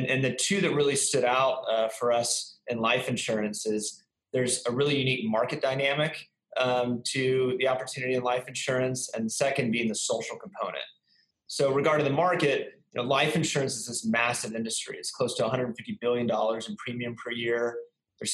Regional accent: San Antonio, Texas, United States; now in Dallas, United States; I'm originally from Texas, San Antonio, Texas. I've bounced around to a number of places, but then found myself back in Texas in 2007 and live here in Dallas

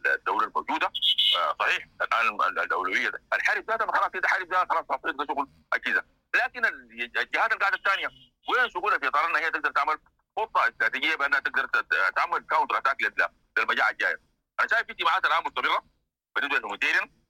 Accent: Sudan; احنا كسودانيين

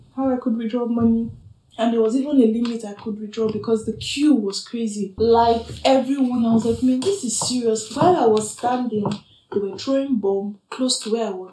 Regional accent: southern Nigeria, Nigeria; moved away as an adult; also born or lived in Ukraine; now in Berlin, Germany; I'm a proud Nigerian woman, black woman from the south, southern part of Nigeria.

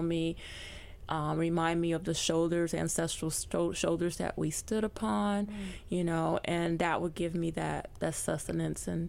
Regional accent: Chicago, Illinois, United States; I was born in Chicago, but raised Southern. So my family was from the South

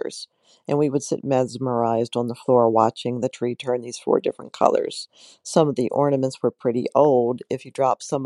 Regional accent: Baltimore, Maryland, United States; I was born in East Baltimore in 1963 on Ashland Avenue.

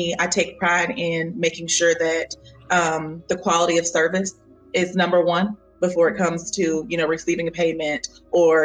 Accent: Panama City, Florida, United States; I'm from Panama City, Florida.

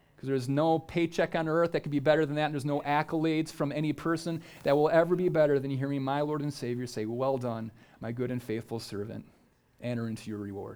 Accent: United States; if you're an American

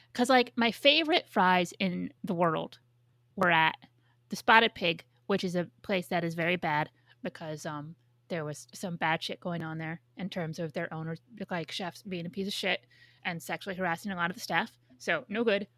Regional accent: New York, United States; my hometown

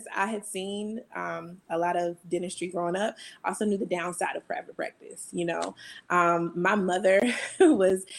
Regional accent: North Carolina, United States; moved away as an adult; also born or lived in Hampton, Virginia / Nashville, Tennessee; I am originally from North Carolina

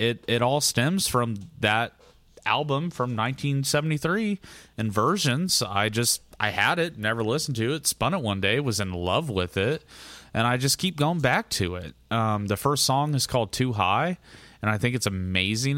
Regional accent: United States

